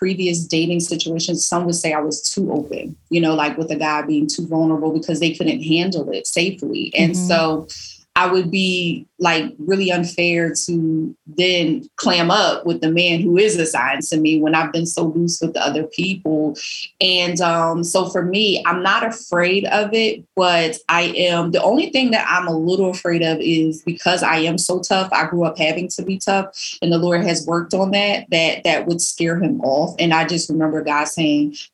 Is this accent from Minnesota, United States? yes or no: no; Philadelphia, Pennsylvania, United States; I grew up in North Philly